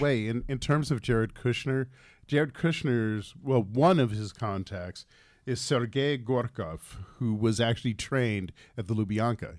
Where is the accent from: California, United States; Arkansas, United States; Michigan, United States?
California, United States; Los Angeles; Actually, I am from El pueblo de nuestra, de Los Ángeles, California.